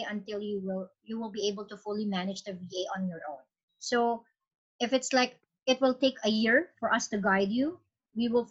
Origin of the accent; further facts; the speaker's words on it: Philippines; I'm Philippines